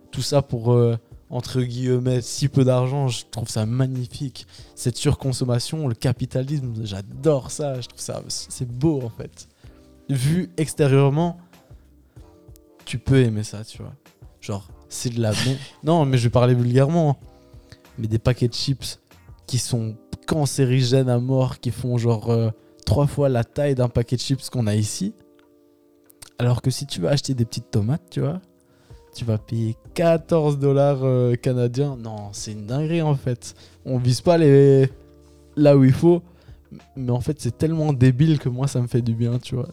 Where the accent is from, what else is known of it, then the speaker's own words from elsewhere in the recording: France; le truc qu'on a chez nous en France et tout ça, et qui est vraiment bien